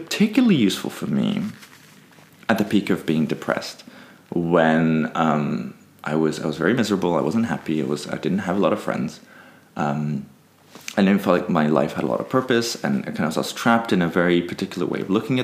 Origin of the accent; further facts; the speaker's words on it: Peru; I grew up in Peru.